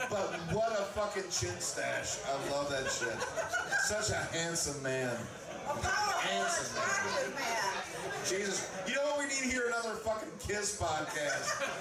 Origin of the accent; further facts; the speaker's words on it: Phoenix, Arizona, United States; I'm from Phoenix.